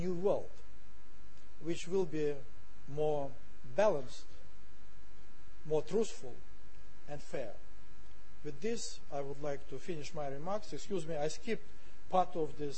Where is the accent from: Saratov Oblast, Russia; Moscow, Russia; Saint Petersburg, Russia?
Saint Petersburg, Russia; I am from St. Petersburg